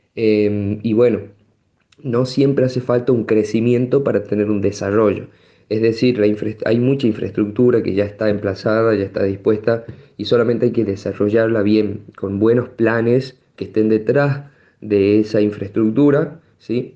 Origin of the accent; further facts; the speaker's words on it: Tucumán, Argentina; moved away as an adult; also born or lived in Catamarca; now in San Fernando del Valle de Catamarca, Argentina; soy de Tucumán, pero estoy residiendo actualmente